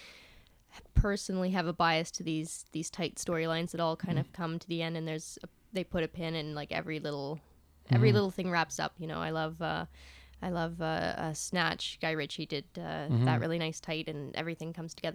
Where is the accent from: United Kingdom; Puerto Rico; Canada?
Canada; as a Canadian filmmaker